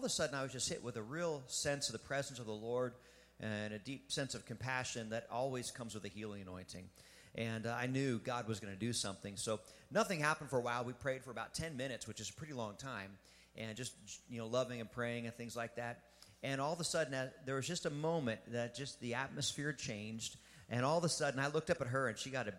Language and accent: English; Pennsylvania, United States; I was born and raised in Pennsylvania